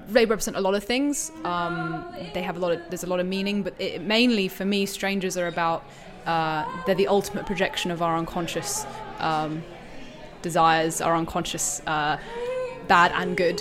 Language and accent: English; Wiltshire, South West England, United Kingdom; now in London, United Kingdom; I'm from Wiltshire in England, but I live in London for the past few